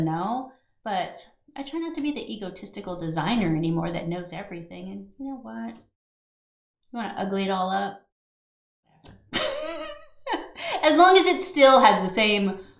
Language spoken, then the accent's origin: English; California, United States; moved away; I'm from California